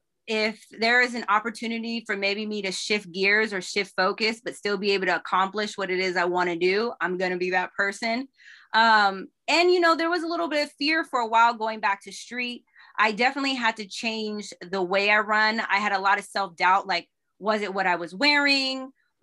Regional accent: California, United States; we grew up a little bit of everywhere, but predominantly in California. I went to all public schools from Granada to Hayward High, San Lorenzo.

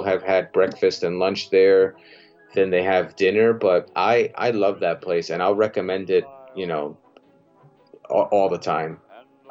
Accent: New Jersey, United States; I'm from Jersey

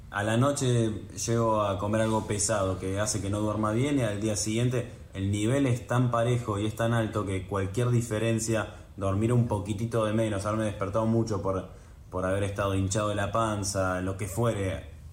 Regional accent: Buenos Aires, Argentina; also born or lived in New York, United States; nací en Nueva York, mis viejos vivieron 10 años ahí, después se volvieron, ellos son oriundos de Buenos Aires, se volvieron cuando yo tenía 3, así que crecí en Buenos Aires

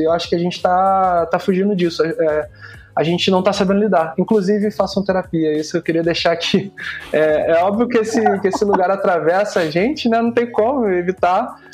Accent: Rio de Janeiro, Brazil; Eu sou da Zona Norte aqui do Rio de Janeiro

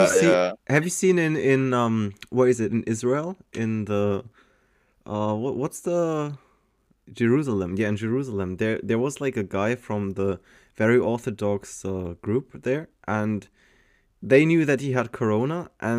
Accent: Germany; also born or lived in Malta; I am from Germany. I used to live in Malta for 2.5 years and went to school with you guys there. And now I'm back in Germany, living there for the past 7 years or something. 6 years?

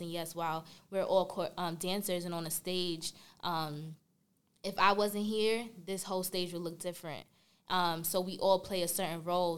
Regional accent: New York City, New York, United States; I'm from Brooklyn, New York

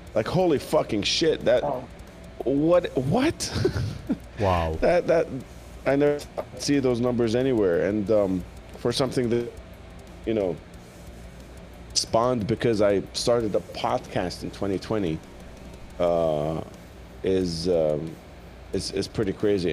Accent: Jordan; when I was growing up in Jordan

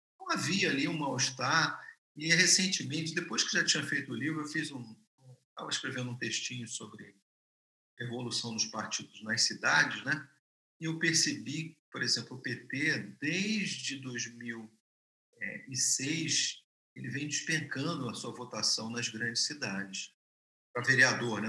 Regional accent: Rio de Janeiro, Brazil; eu sou carioca

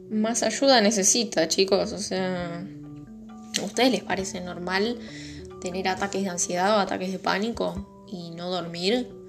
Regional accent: Buenos Aires, Argentina; Es porque soy porteño, ¿no?

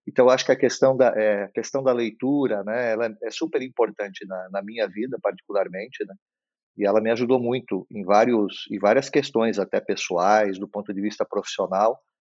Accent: Blumenau, Santa Catarina, Brazil; como a gente morava numa cidade do interior, nem sempre tinha acesso a, a, a boas livrarias, apesar de na cidade onde eu nasci, que é Blumenau

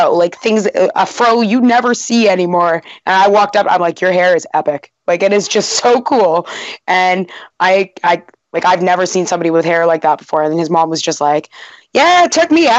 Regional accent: North Bay, Ontario, Canada; where I grew up in North Bay, and I mean, most of that town is just natives for the most part.

